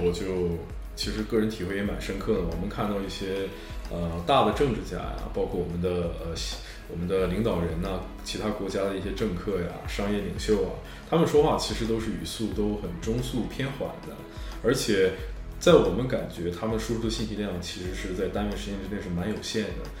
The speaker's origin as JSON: {"language": "Chinese", "country": "China", "said": "这是深植我们中国人心中的一种呃传统的一种观念"}